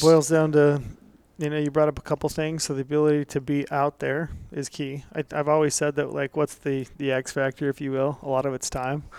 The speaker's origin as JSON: {"language": "English", "town": "Antimony", "region": "Utah", "country": "United States", "tie": "born or raised there", "said": "I grew up in Antimony, which is out in the middle of nowhere, back in the day in southern Utah"}